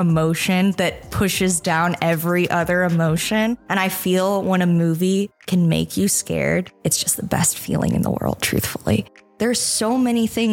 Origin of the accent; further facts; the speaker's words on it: Northwest Kansas, United States; I'm from Northwest Kansas and I had one movie theater